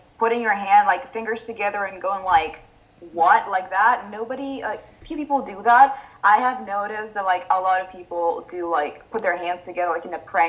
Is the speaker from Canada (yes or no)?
no; a city about 40 km east of Milan, Lombardy, Italy; English is a second language; now in Milan, Italy; I am not originally from Milan. I am from a city that's like 40 kilometers like east. And they can feel my accent.